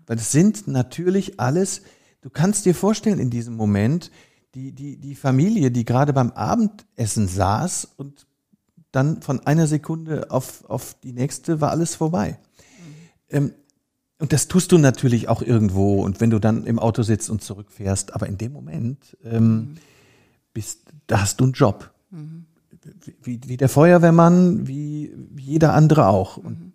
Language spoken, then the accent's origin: German; Rhineland, Germany; moved away as an adult; also born or lived in London; now in Hamburg, Germany; Ich als Rheinländer